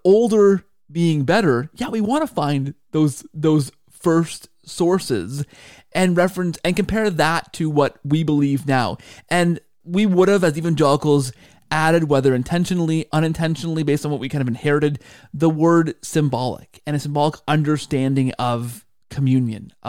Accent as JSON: {"language": "English", "country": "Canada", "said": "as a Canadian"}